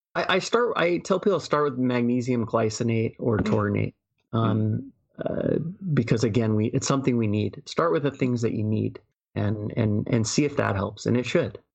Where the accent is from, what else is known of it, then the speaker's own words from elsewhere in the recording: United States; I'm American